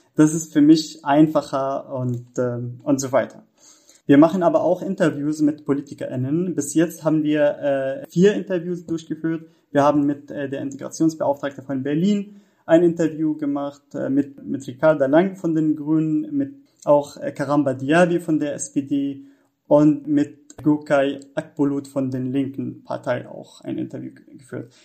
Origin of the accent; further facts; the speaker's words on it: Syria; German is a second language; moved away as an adult; now in Germany; ich komme aus Syrien und da, ähm, ja, ich, ich habe dort Jura studiert